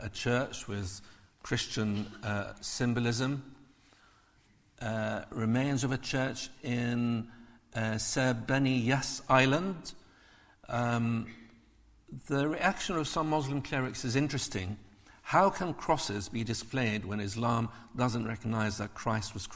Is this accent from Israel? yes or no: yes; Israel; I grew up in Israel. I was called a dirty Arab by Jewish kids quite often